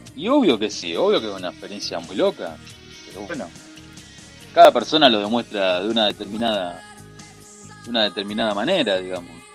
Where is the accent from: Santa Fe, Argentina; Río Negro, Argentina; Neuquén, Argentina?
Santa Fe, Argentina; Rosario; soy argentino y soy de la ciudad